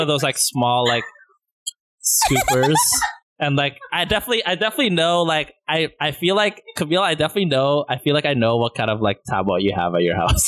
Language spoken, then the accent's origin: English; Burnaby, British Columbia, Canada; we're the Filipinos from Burnaby